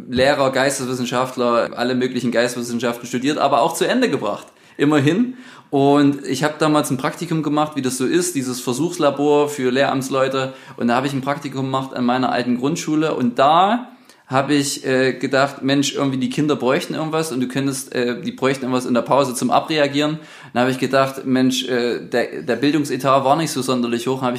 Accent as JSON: {"language": "German", "town": "Sosa", "region": "Saxony", "country": "Germany", "tie": "born or raised there", "said": "Der ist auch äh, in meiner Heimatgemeinde, also in Sosa, sowohl das auch in der, in der Kirche quasi tätig gewesen als Chorleiter."}